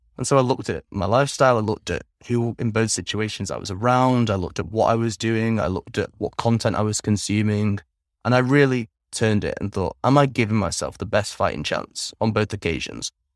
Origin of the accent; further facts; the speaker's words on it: England, United Kingdom; moved away as an adult; also born or lived in Netherlands; now in Vietnam; I grew up primarily in England, from the ages of three until twenty-two